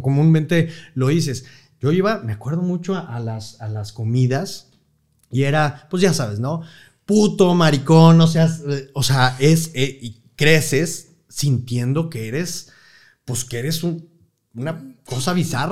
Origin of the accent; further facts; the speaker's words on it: Monterrey, Nuevo León, Mexico; estudio aquí en Monterrey, eh, siempre en colegios maristas, en el Instituto Franco Mexicano